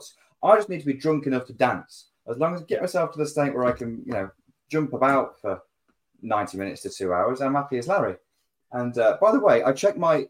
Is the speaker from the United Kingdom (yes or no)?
yes; Lincoln, East Midlands, United Kingdom; growing up in Lincoln